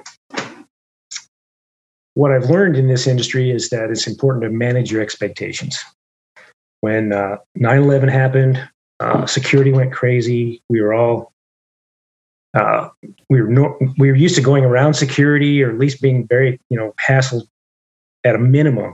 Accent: Idaho, United States; moved away; also born or lived in Atlanta; I grew up in Idaho, and I was working on a wheat farm.

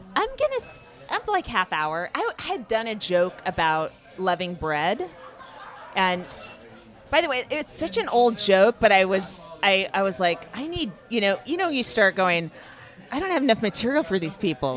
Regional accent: Northern California, United States; I'm from Northern California

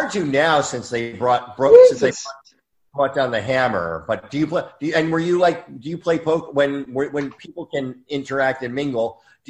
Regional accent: New Jersey, United States; now in Los Angeles, United States; Now, I remember thinking, like, everybody was either Italian or Jewish. Like, because I grew up in Jersey. So everybody was either, like, Catholic, Italian, Catholic, or Jewish, and we had a couple Irish sprinkled in for flavor.

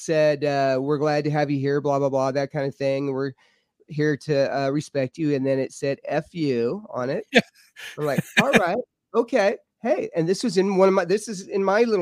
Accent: Lubbock, Texas, United States; now in Mineral Bluff, United States; I'm from Texas, so we don't get a whole lot of rain in Lubbock

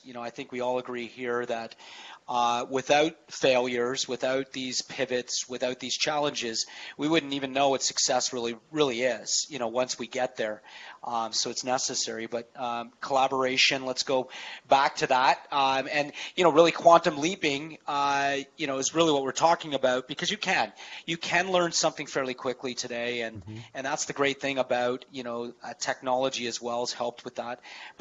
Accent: Canada; I'm Canadian

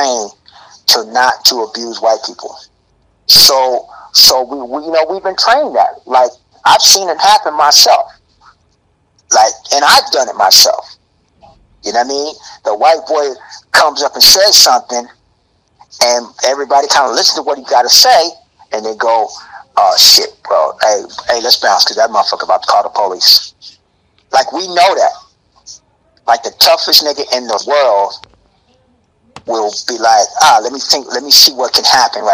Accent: Alabama, United States; where my mom lives, where I was born in Alabama.

